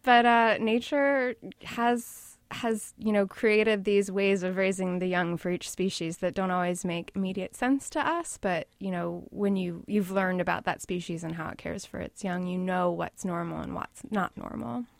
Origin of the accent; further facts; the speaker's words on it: Washington, District of Columbia, United States; now in New York, United States; Originally, I'm from the D C area, but I've been in New York since two thousand one.